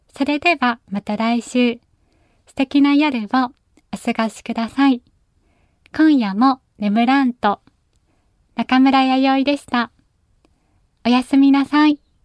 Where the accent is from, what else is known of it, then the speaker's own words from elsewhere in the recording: Nagasaki, Japan; accent: Nagasaki dialect; 長崎の言葉、私のふるさとのね、言葉